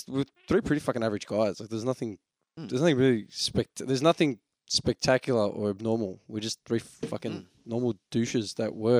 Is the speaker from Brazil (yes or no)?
no; Melbourne, Victoria, Australia; We are three dickheads from Melbourne.